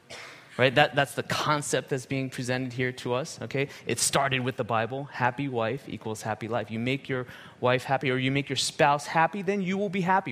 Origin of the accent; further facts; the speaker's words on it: United States; moved away as an adult; I was born in America, raised in America, lived there almost my whole life for 40 years